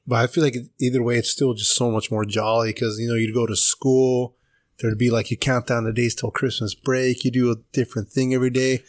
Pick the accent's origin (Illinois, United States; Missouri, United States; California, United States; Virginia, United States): California, United States; Paso Robles; I'm from Paso originally.